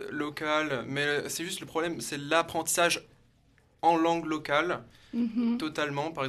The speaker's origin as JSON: {"language": "French", "area": "Burgundy", "region": "Bourgogne-Franche-Comté", "country": "France", "said": "Pour un bourguignon, franchement, de ma part, c'est vraiment choquant d'entendre cet accent."}